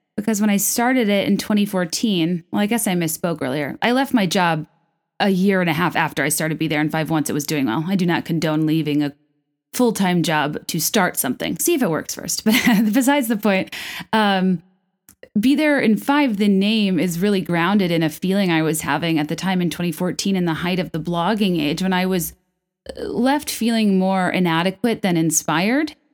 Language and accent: English; Virginia, United States; moved away as an adult; also born or lived in New York / San Francisco; now in Chicago, United States; I'm from Virginia. I moved to New York after college